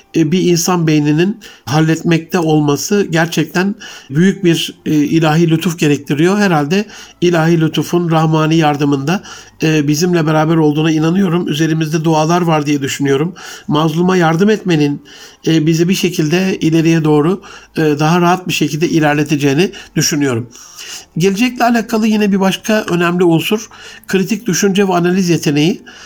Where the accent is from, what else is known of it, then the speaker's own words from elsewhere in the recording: Gaziantep, Turkey; Ali Şahin, e, Gaziantep'li hemşerim